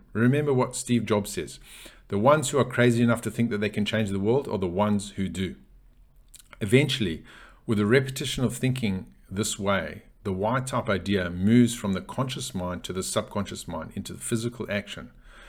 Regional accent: Zimbabwe; You know, I grew up in Zimbabwe, in Africa, and I personally, and I greatly admire Nelson Mandela.

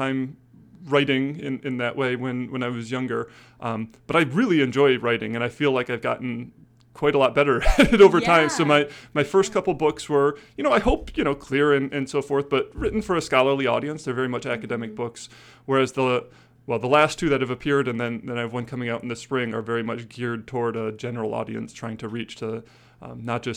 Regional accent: Lansing, Michigan, United States; moved away as an adult; now in Syracuse, United States; I grew up in Lansing, just down the road

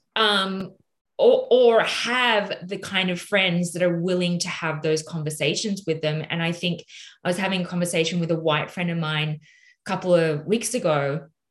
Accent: Australia; accent: Australian; in my Australian accent

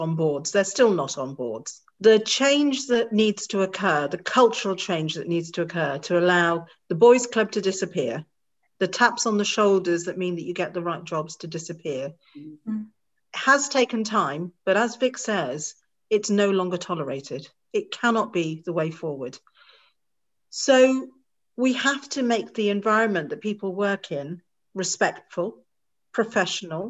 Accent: Bangor, Wales, United Kingdom; I look Asian, I'm Indian, I'm proud to be Indian, but I was born in Bangor, North Wales

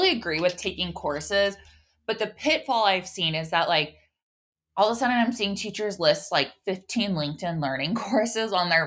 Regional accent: Oregon, United States; I'm from Oregon

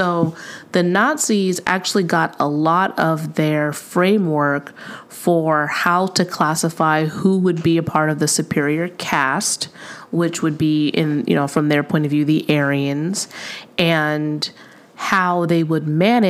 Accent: California, United States; especially if we grew up here in California.

